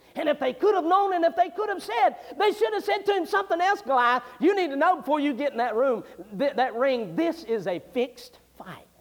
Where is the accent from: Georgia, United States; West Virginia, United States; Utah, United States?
West Virginia, United States; I was raised in West Virginia back when I was a boy.